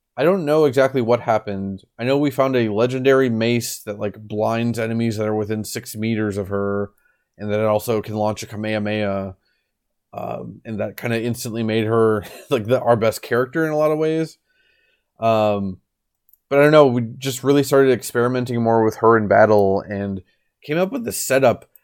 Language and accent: English; United States; moved away; I grew up in America